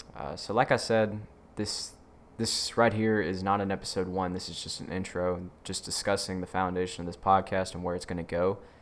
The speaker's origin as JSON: {"language": "English", "region": "Mississippi", "country": "United States", "said": "I'm from the South, Mississippi"}